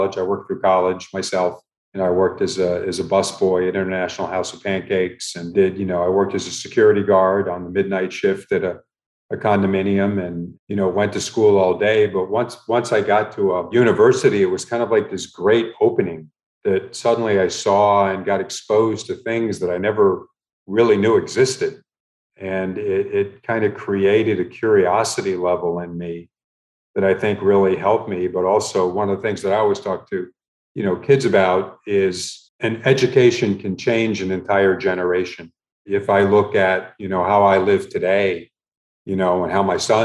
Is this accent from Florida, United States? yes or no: yes; Miami, Florida, United States; also born or lived in Milwaukee, Wisconsin / Chicago / Indianapolis / Kansas City; My mom worked as a housekeeper, you know, at a hotel, numerous hotels in Miami during the time, you know, the two of us were growing up.